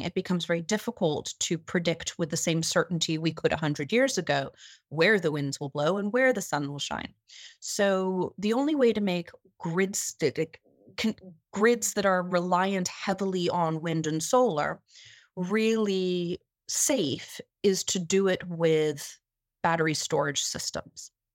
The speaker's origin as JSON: {"language": "English", "country": "United States", "said": "I am an American citizen, I am an American voter"}